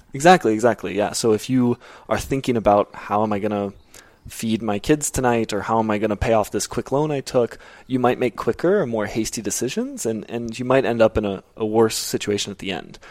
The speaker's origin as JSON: {"language": "English", "region": "Arizona", "country": "United States", "tie": "born or raised there", "also_born_or_lived": "Kenya", "moved": "as an adult", "lives_now": "Nairobi, Kenya", "said": "I am from Arizona, born and raised"}